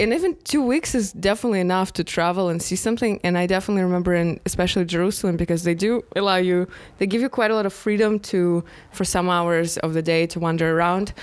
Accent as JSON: {"language": "English", "region": "Moscow", "country": "Russia", "moved": "yes", "said": "we came from Moscow"}